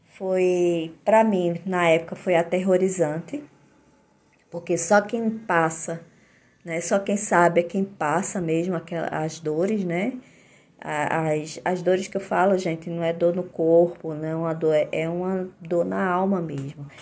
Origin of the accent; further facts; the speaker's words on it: Olinda, Pernambuco, Brazil; now in Maceió, Brazil; E moro em Maceió, Alagoas, mas eu sou de Olinda, Pernambuco, minha cidadezinha, minha terra natal.